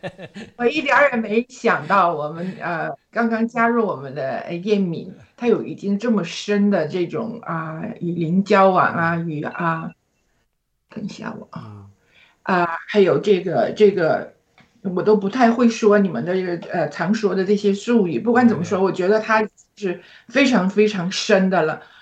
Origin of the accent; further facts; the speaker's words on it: China; now in Australia; 而我们中国人呢，却一直是，呃，崇尚西方